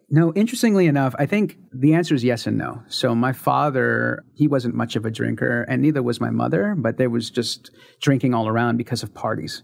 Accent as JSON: {"language": "English", "town": "San Francisco", "region": "California", "country": "United States", "tie": "born or raised there", "said": "I was born in San Francisco, California in nineteen seventy-five. Started my life in the Mission District"}